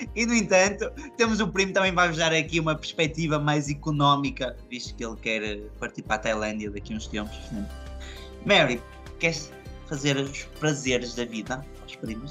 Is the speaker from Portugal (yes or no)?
yes; Portugal; moved away as an adult; quando eu saí de Portugal